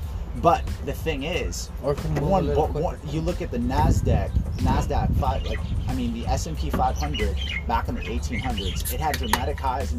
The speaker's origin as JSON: {"language": "English", "town": "Miami", "region": "Florida", "country": "United States", "said": "I'm from Miami."}